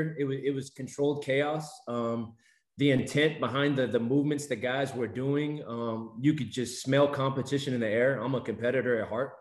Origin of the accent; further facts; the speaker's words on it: Texas, United States; I'm from Texas